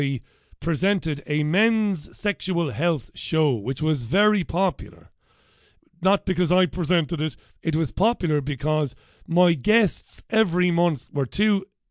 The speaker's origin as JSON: {"language": "English", "town": "Waterford", "region": "Munster", "country": "Ireland", "tie": "born or raised there", "first_language": "Irish", "moved": "as an adult", "lives_now": "Greater Manchester, United Kingdom", "said": "I was working on radio back in my hometown of Waterford"}